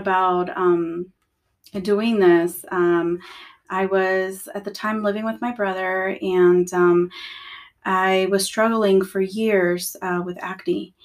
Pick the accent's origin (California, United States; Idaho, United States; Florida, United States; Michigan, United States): California, United States; Los Angeles; I grew up in California, okay. Los Angeles, California. My mom is Salvadorian